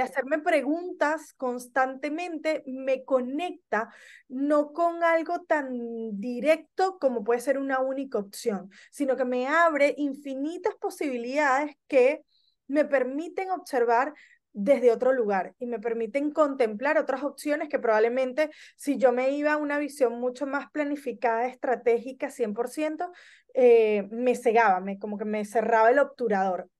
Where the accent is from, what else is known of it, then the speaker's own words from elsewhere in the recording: Venezuela; moved away as an adult; also born or lived in Barquisimeto, Venezuela / Caracas, Venezuela / Spain; now in Argentina; nací en Venezuela, eh, migré por primer, viví en Barquisimeto, en Caracas, eh, migré por primera vez a España, vivo hace casi nueve años en la Argentina